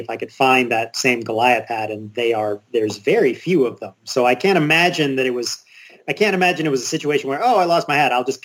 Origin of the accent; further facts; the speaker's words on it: Mississippi, United States; I'm from Mississippi, and my family would often drive to Birmingham, Alabama